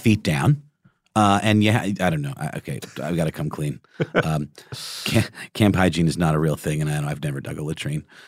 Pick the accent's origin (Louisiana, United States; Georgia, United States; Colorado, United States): Georgia, United States; Augusta; moved away; in my hometown, there is a True to Life James Brown statue